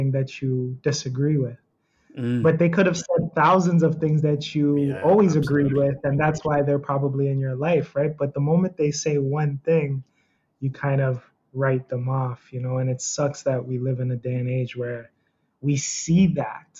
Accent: Toronto, Ontario, Canada; also born or lived in Niagara Falls; I'm from Toronto, born and raised. I was raised in Niagara Falls for a time being throughout my life, but mostly Toronto has been my home.

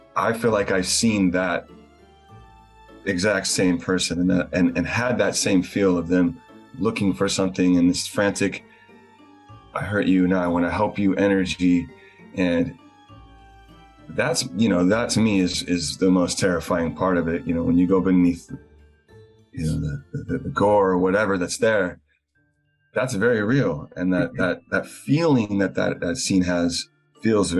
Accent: the South, United States; I grew up in the South

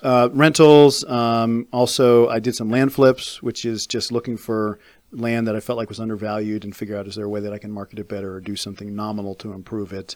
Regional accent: Fairfax, Virginia, United States; moved away as an adult; I grew up in Fairfax

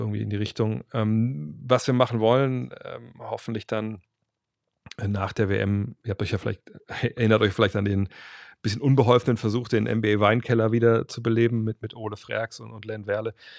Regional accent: Germany; wir auch als, als Deutsche

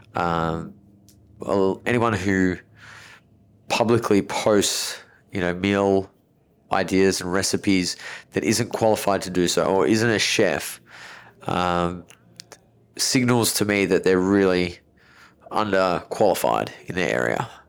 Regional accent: Melbourne, Victoria, Australia; I was born in Melbourne, very affluent area in Melbourne

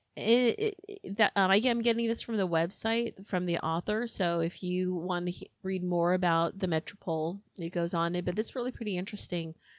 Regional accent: United States; I'm American

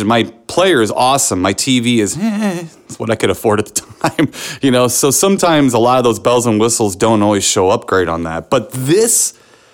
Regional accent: St. Louis, Missouri, United States; in my hometown of St. Louis

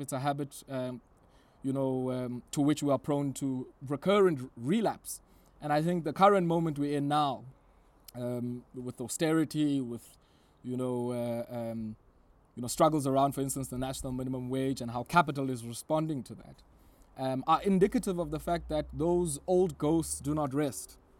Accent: Queenstown, Eastern Cape, South Africa; So I grew up in Queenstown. Queenstown is in the Republic of South Africa at the time

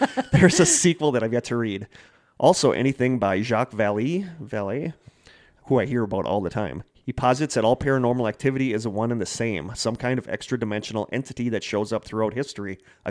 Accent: Connecticut, United States; now in Wausau, United States; I live in Wausau, but I'm originally from Connecticut.

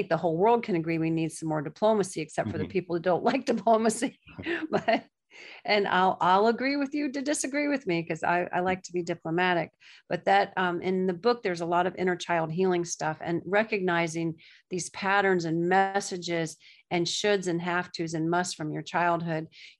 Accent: the South, United States; now in New York, United States; That's why I love living in New York, because I didn't have to guess. And I'm from the South, where everybody says, bless your heart.

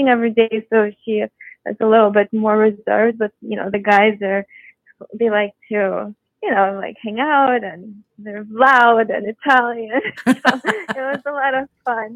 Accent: Moscow, Russia; moved away; also born or lived in Houston, Texas, United States / New York, United States / Los Angeles, United States; I grew up in Moscow, and then we moved to Houston, Texas, and I went to performing arts high school.

